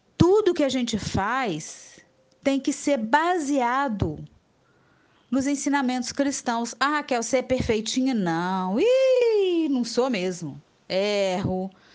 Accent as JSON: {"language": "Portuguese", "town": "Juiz de Fora", "region": "Minas Gerais", "country": "Brazil", "moved": "as an adult", "lives_now": "Muriaé, Brazil", "said": "eu sou de Juiz de Fora, mas eu estou aqui em Muriaé, sou muriaense por adoção completa há mais de 10 anos"}